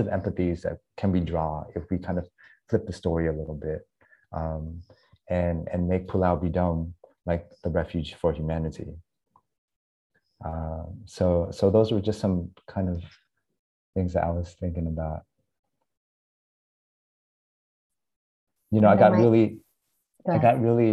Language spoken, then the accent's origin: English; United States; moved away as an adult; now in Vietnam; I was almost four when we landed in the US. I grew up mainly in the Midwest, in Oklahoma and Texas, actually, where there's no Asians